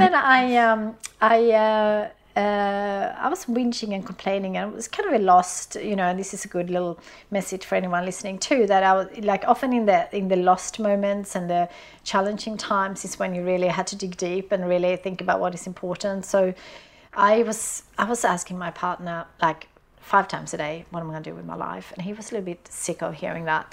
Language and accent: English; Sweden; I grew up in Sweden in a on, in, on a farm